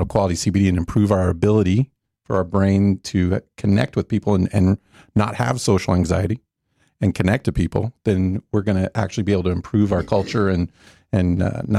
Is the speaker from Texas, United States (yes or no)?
yes; Plano, Texas, United States; I am in Dallas here with you guys. Thanks for having me. I grew up in Plano, just down the road.